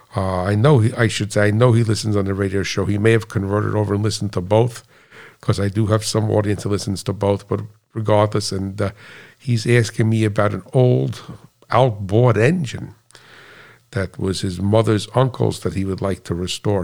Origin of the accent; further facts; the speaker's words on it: United States; being an American